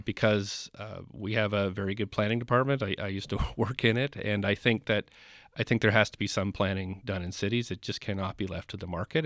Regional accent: Nova Scotia, Canada; now in Vancouver, Canada; I'm not from Vancouver. I grew up in Nova Scotia

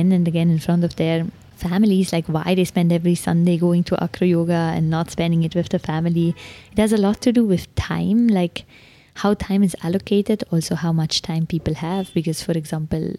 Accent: Switzerland; now in Delhi, India

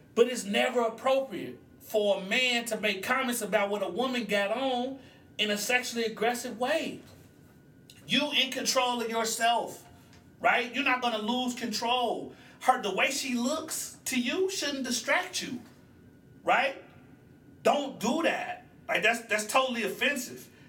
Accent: Oklahoma, United States; I'm from Oklahoma

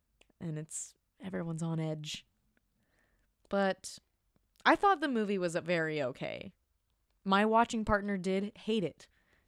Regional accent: Midwest, United States; I'm from the Midwest. We're both from the Midwest.

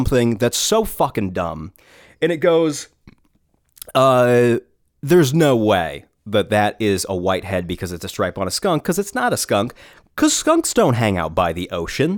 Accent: New Hampshire, United States; moved away; also born or lived in Rhode Island; I'm from New Hampshire

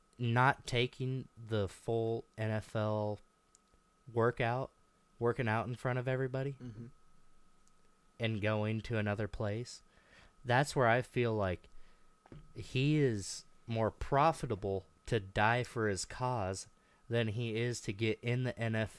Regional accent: Albia, Iowa, United States; I'm from Albia.

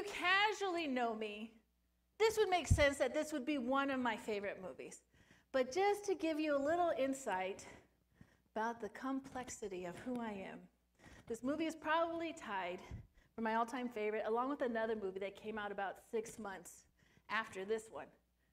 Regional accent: Sun Valley, California, United States; moved away; also born or lived in Phoenix, Arizona; Sun Valley, my hometown

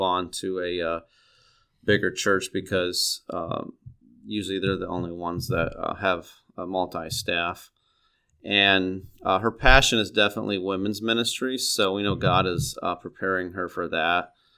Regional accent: Neoga, Illinois, United States; now in Peoria, United States; I grew up in Neoga, Illinois. It's down by East Central, or it's in East Central Illinois.

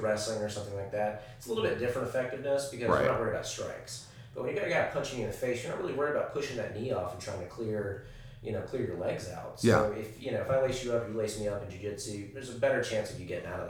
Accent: Tennessee, United States; also born or lived in Carolinas; So I grew up in the Carolinas and Tennessee.

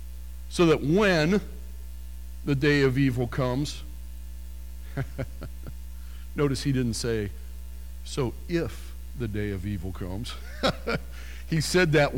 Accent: near Harrisburg, Pennsylvania, United States; I grew up near Harrisburg, Pennsylvania.

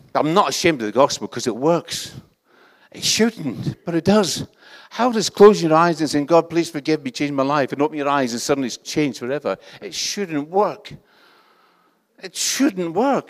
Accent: Scotland, United Kingdom; accent: Scottish; This is a Scottish accent. Where I come from, everybody speaks like this

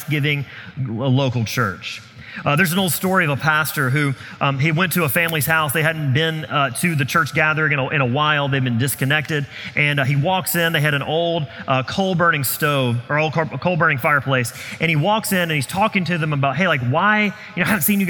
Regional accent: the South, United States; I grew up in the South where revivals were usually a week-long event

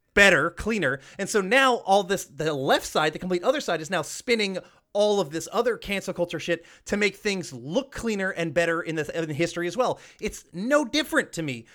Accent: Georgia, United States; I grew up in the Georgia, the South, um, their school system

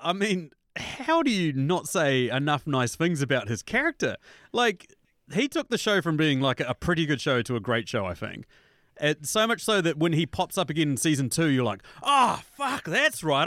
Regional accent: New Zealand; as a New Zealander, obviously, as people can tell by my accent

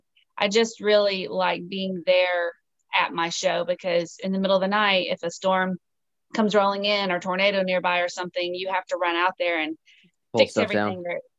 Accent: the South, United States; and I love to cook, you know, I'm from the South. So I cook, you know, good old fashioned Southern meals every night.

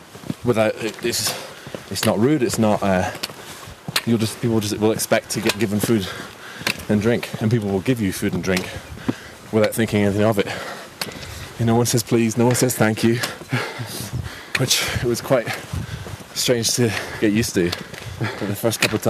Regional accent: Edinburgh, Scotland, United Kingdom; also born or lived in New Zealand; now in London, United Kingdom; home is, well, I'm from Scotland, from Edinburgh. I guess home these days is London

